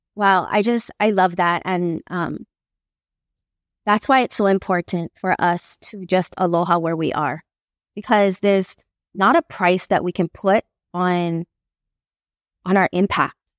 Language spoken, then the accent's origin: English; Makaha, Hawaii, United States; I grew up in Makaha my entire life